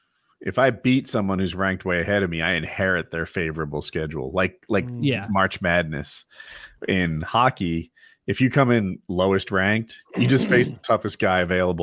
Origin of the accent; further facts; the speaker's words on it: Northeast, United States; I'm from the Northeast.